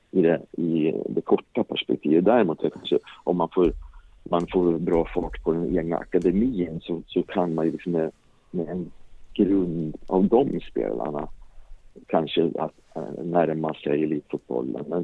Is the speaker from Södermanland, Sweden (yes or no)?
no; Gothenburg, Västra Götaland, Sweden; Jag är också från Göteborg.